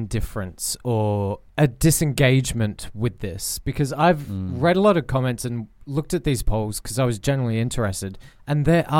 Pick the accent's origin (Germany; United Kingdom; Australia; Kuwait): Australia; born or raised there